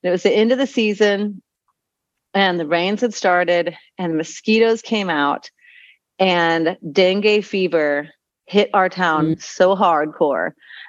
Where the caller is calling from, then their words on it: Azuero Peninsula, Panama; No, I'm joining you from Panama.